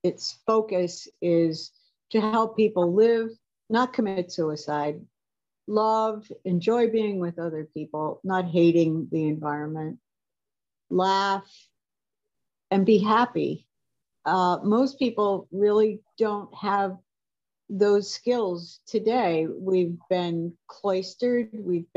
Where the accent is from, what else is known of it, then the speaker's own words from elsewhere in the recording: up on Lake Erie, Pennsylvania, United States; moved away as an adult; now in New Hampshire, United States; I grew up in Pennsylvania.